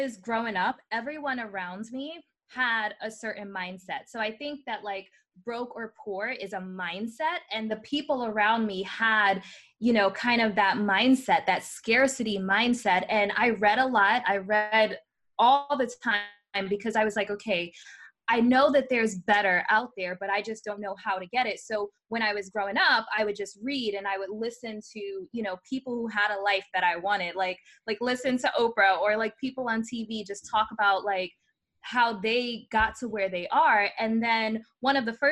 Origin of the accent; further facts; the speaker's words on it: New York City, New York, United States; now in Florida, United States; I was born in the Bronx, New York